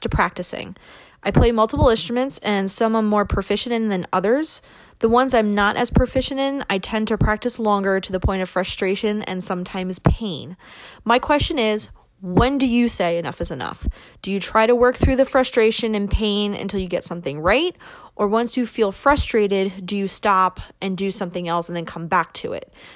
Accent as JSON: {"language": "English", "area": "Long Island", "region": "New York", "country": "United States", "tie": "born or raised there", "moved": "as an adult", "lives_now": "Monroe, Ohio, United States", "said": "I grew up on Long Island and recently made the move to Ohio."}